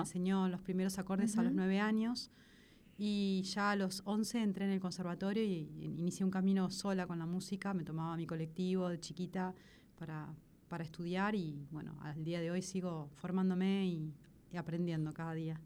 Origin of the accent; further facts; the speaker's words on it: La Plata, Buenos Aires Province, Argentina; Yo soy de La Plata, soy de allá, soy replatense